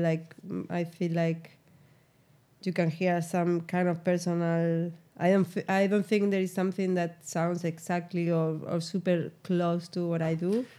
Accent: Spain; moved away as an adult; now in New York, United States; I'm from Spain

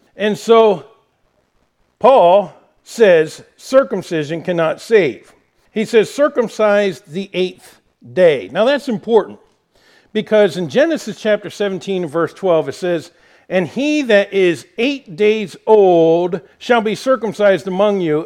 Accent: United States

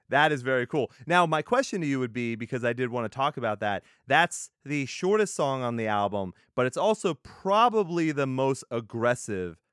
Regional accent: Texas, United States; I'm from Texas.

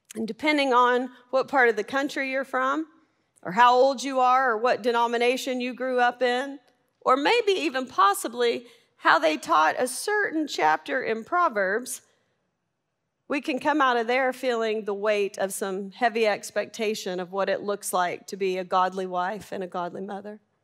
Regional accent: Arkansas, United States; I'm from Arkansas.

